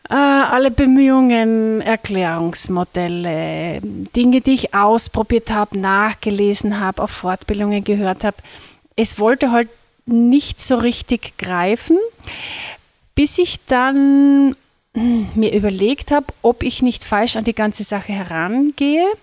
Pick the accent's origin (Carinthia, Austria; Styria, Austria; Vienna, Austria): Carinthia, Austria; Lesachtal; Ja, ich komme aus Kärnten. Ich bin gebürtig aus dem Lesachtal, wohne auch dort mit meinem Mann und unseren Kindern